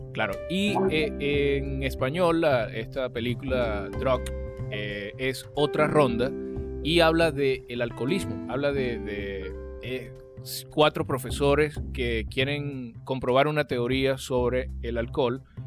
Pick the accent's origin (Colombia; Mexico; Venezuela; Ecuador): Venezuela; now in Chile; en mi país